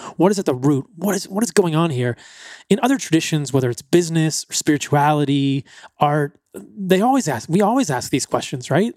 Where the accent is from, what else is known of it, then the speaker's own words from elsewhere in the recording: East Coast, United States; growing up on the East Coast. I grew up in the suburbs.